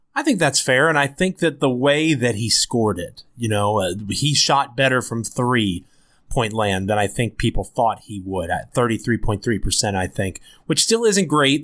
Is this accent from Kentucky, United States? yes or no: no; Washington, D.C. area / Northern Virginia, United States; also born or lived in Memphis, Tennessee; I'm from the Washington, D C area, so I'm back in Northern Virginia now, where I'm from